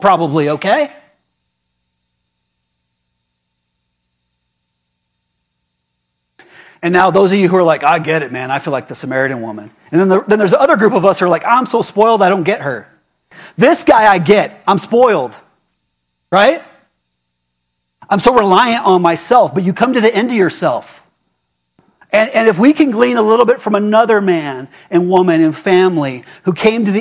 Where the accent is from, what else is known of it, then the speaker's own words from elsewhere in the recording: United States; I am American